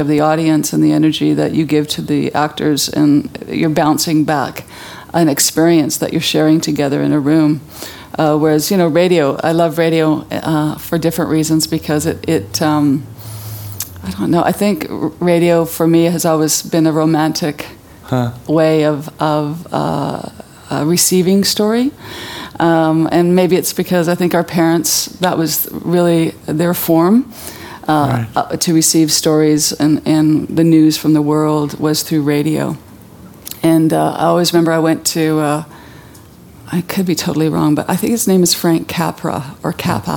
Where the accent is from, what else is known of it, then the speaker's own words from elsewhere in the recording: Vancouver, British Columbia, Canada; I was brought up in Vancouver, living in the city